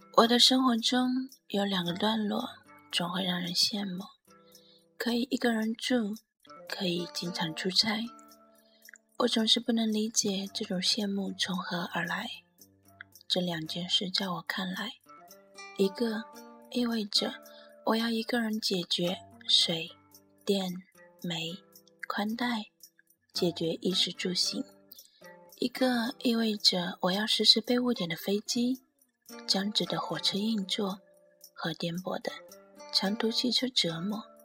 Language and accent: Chinese; Shanghai, China; also born or lived in northern China; 在土生土长的城市，父母都在身边